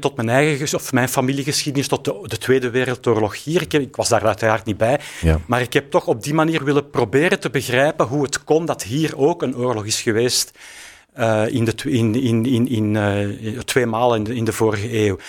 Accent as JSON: {"language": "Dutch", "town": "Antwerp", "region": "Flanders", "country": "Belgium", "said": "wij komen eigenlijk uit Antwerpen"}